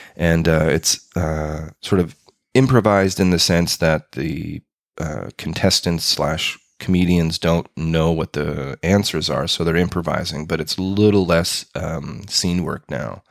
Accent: Winnipeg, Manitoba, Canada; moved away as an adult; now in Berlin, Germany; Growing up in Winnipeg

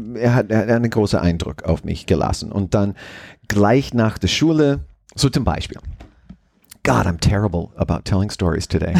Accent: Limington, Maine, United States; moved away as an adult; now in Austria; I grew up in Maine in a very tiny town called Limington

